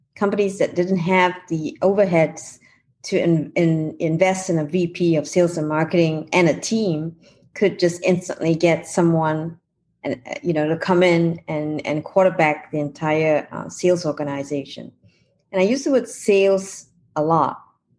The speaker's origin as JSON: {"language": "English", "country": "New Zealand", "moved": "yes", "lives_now": "California, United States", "said": "I'm from New Zealand"}